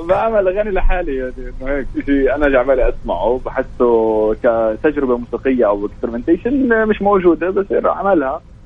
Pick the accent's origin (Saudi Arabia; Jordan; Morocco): Jordan; Amman, Amman Governorate; احنا كان عندنا بعمان